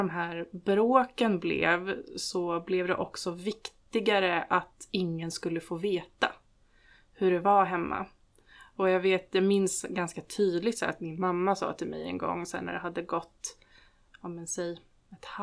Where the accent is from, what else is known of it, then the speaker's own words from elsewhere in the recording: Stockholm County, Sweden; jag växte upp eh, utanför Stockholm eh, tillsammans med min mamma och pappa.